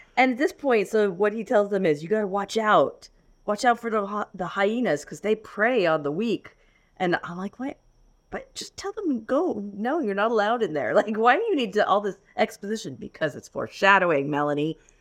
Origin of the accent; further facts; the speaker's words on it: Florida, United States; I grew up in Florida